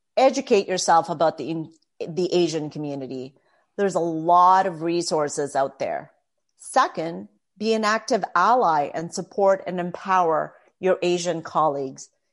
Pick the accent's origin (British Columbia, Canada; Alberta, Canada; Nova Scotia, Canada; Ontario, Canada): Ontario, Canada; Toronto; also born or lived in Philippines; now in Mississauga, Canada; I was born in the Philippines and my parents immigrated to Canada, Toronto specifically, with their four children. I was nine at the time.